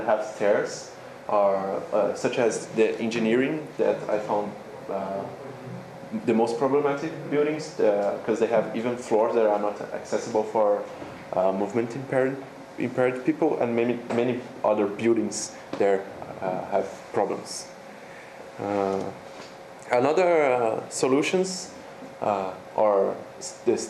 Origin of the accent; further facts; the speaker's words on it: São Paulo, Brazil; moved away as an adult; also born or lived in Sapporo, Japan; now in Japan; I come from University of São Paulo